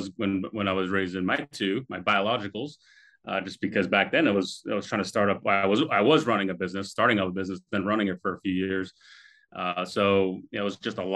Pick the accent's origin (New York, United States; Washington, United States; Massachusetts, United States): Massachusetts, United States; Boston; also born or lived in Europe; we finally settled down in Boston when I was 10 years old and grew up there. I was in high school up there